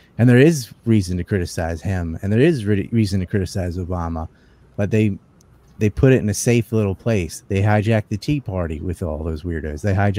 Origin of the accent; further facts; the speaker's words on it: the South, United States; where I was born in the South